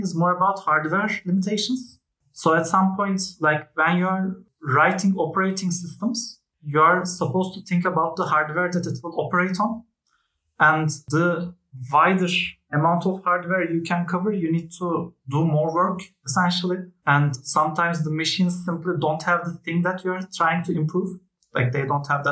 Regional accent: Turkey; I am a Turk

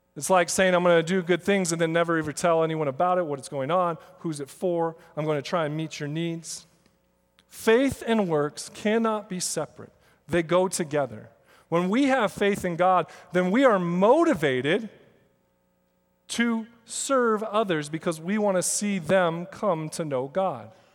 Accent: Seattle, Washington, United States; I grew up in Seattle

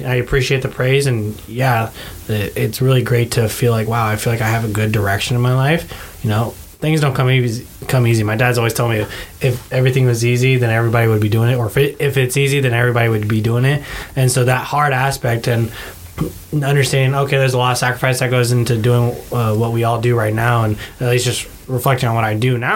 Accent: Bay Area, California, United States; moved away; I came from the Bay Area

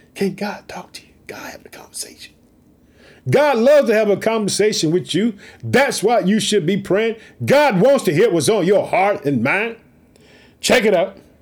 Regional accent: Illinois, United States; also born or lived in Chicago, United States; Illinois, which is my home state. I live in the city of Chicago.

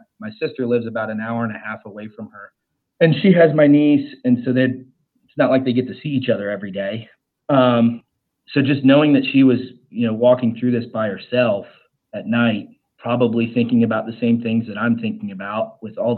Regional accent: Ohio, United States; now in Charlotte, United States; I live in Charlotte, North Carolina. My family, and I'm originally from Ohio

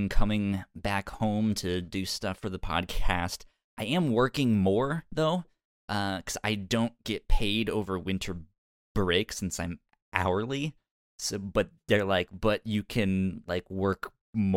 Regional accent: Virginia, United States; moved away as an adult; I'm from Virginia

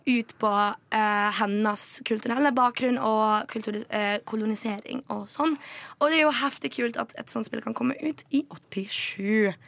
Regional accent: Vestlandet, Western Norway, Norway; moved away; heimbygda mi på Vestlandet

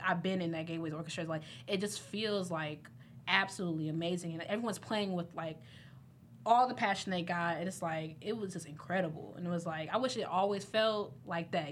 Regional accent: Midwest, United States; I'm from the Midwest

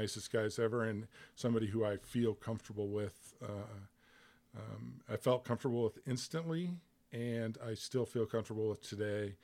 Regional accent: Bloomington, Illinois, United States; moved away as an adult; also born or lived in Chicago, United States; now in Little Rock, United States; I was born in Bloomington, Normal, which is central Illinois. I spent most of my life in central Illinois.

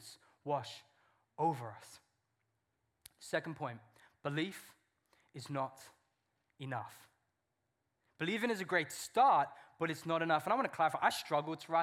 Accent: England, United Kingdom; I'm English.

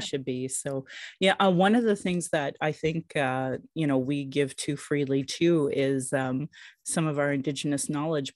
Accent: Calgary, Alberta, Canada; I was born in Calgary, or in Blackfoot Moquiscus

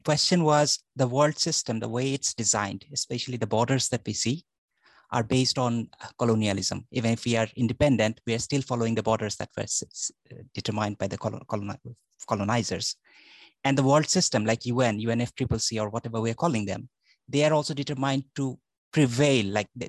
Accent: Bangladesh; I'm from Bangladesh

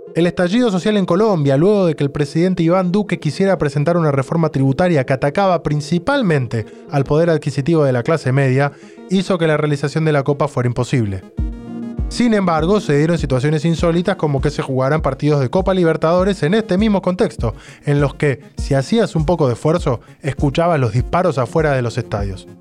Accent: Argentina; Nosotros somos los argentinos

